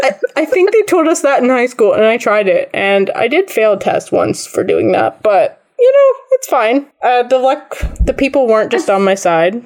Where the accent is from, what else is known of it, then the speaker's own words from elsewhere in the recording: Digby, Nova Scotia, Canada; I'm from Digby, and Annapolis is, like, 15 minutes down the road